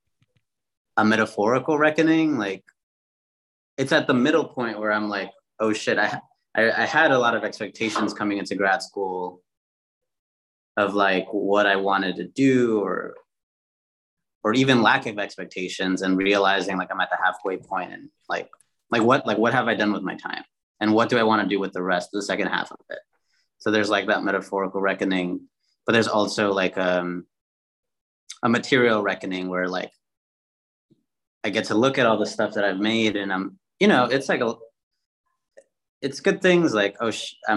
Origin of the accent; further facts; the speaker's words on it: Chicago, Illinois, United States; moved away as an adult; also born or lived in Minneapolis, Minnesota / New Haven, Connecticut; originally born in Chicago, but went to undergrad in Minneapolis, Minnesota